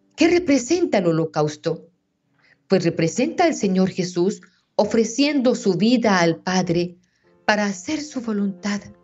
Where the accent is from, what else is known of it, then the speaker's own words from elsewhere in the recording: Meta, Colombia; Aquí en mi tierra tenemos un día festivo